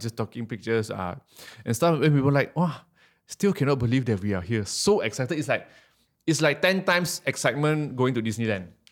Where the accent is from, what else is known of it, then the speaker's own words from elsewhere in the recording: Malaysia; I'm from Malaysia